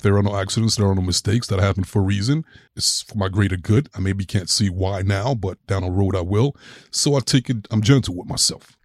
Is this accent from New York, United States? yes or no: yes; New York, United States; growing up in New York, it was just like I was just raised in that city